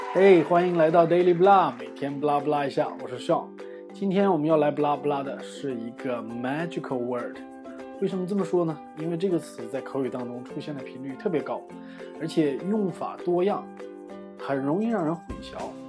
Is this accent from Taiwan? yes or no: no; Northeast China, China; 我们东北人